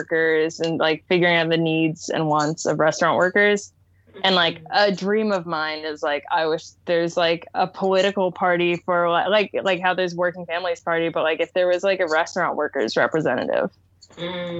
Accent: Eastern Shore of Maryland, United States; I grew up in the Eastern Shore of Maryland, which is very like rural on the Chesapeake Bay.

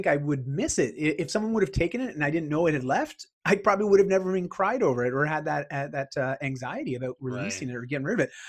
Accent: Ontario, Canada; also born or lived in Bali; I grew up in Ontario

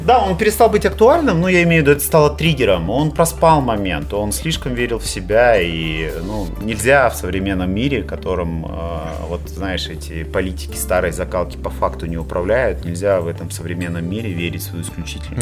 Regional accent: Kazakhstan; мы страна лоскутное одеяло

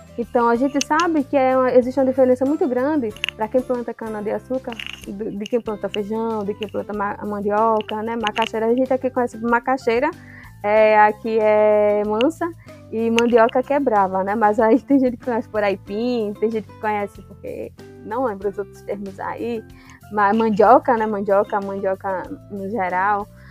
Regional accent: Potiguara territory, Paraíba, Brazil; nós, enquanto potiguara

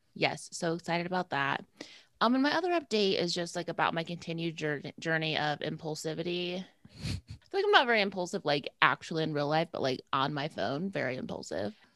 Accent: Midwest, United States; also born or lived in Indiana; I'm from the Midwest. I live in Indiana

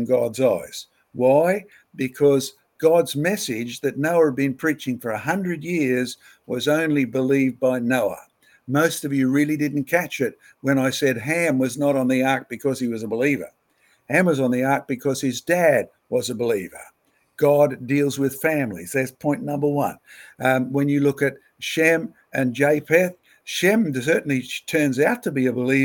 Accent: Australia; as an Australian

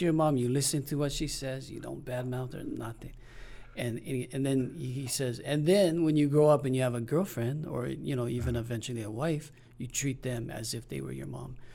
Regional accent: Denver, Colorado, United States; moved away as an adult; also born or lived in South Kona, Hawaii; now in Hawaii, United States; all of my school, everything. From Denver

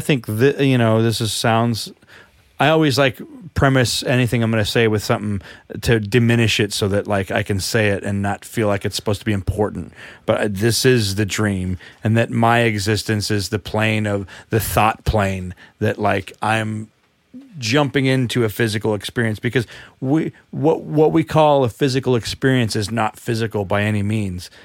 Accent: United States; me speaking as an American

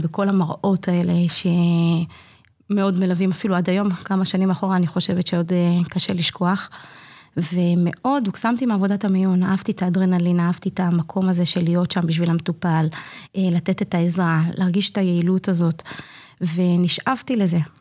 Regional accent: Migdal HaEmek, Northern District, Israel; אני תושבת מגדל העמק. אני נולדתי במגדל העמק, אמנם לא תמיד התחנכתי במגדל העמק

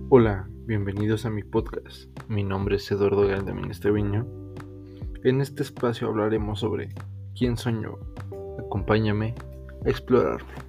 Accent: Mexico; soy un chico mexicano, tengo 19 años

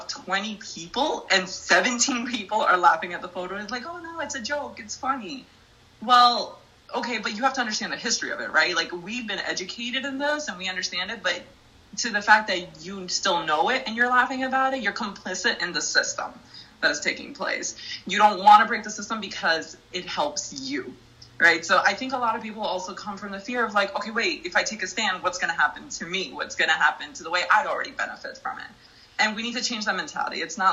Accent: Jersey City, New Jersey, United States; I grew up in Jersey City

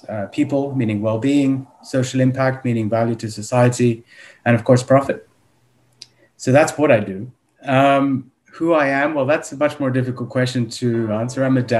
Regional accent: United Kingdom; born there; I was born in the United Kingdom, so I have a British passport. My parents are from India.

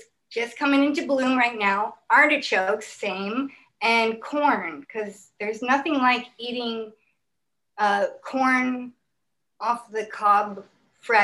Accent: San Clemente, California, United States; I'm from San Clemente, South Orange County

